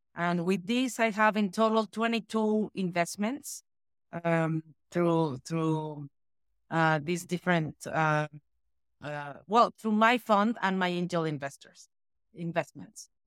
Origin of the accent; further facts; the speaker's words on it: Mexico City, Mexico; I am born and raised in Mexico City.